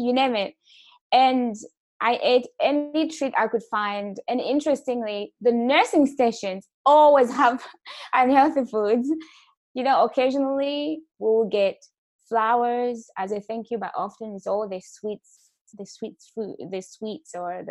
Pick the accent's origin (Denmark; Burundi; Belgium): Burundi; also born or lived in Malawi; now in Canada; originally, I'm from Burundi